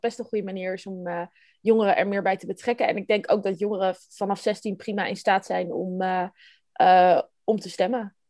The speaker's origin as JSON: {"language": "Dutch", "town": "Haarlem", "region": "North Holland", "country": "Netherlands", "tie": "born or raised there", "moved": "as an adult", "lives_now": "The Hague, Netherlands", "said": "ik ben opgegroeid in Haarlem. Ehm, en daar heb ik eigenlijk ja, mijn hele jeugd gewoond."}